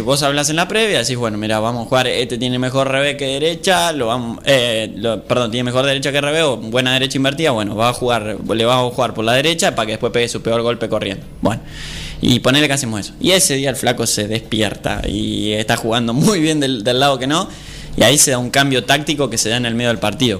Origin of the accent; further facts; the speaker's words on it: Argentina; somos argentinos